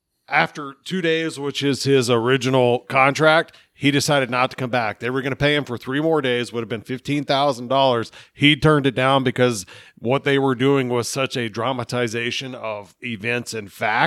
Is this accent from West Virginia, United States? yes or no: yes; West Virginia, United States; We're all from West Virginia.